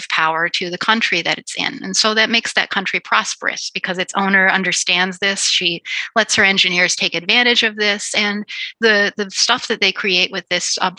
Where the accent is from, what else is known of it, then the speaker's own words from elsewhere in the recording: Chicago, Illinois, United States; I'm a Chicagoan